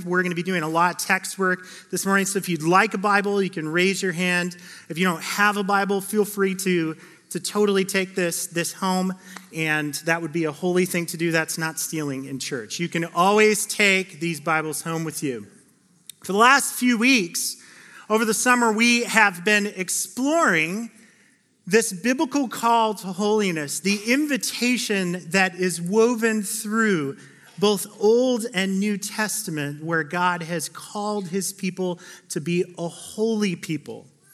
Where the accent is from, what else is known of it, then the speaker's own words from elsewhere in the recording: Phoenix, Arizona, United States; now in Oregon, United States; I grew up in Phoenix, Arizona, the Valley of the Sun